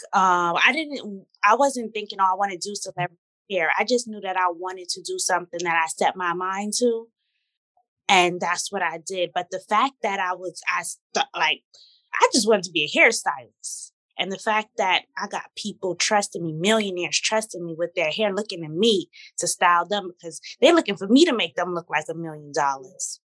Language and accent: English; New York City, New York, United States; also born or lived in Torrance, California; I was raised in Brooklyn since I'm 10 months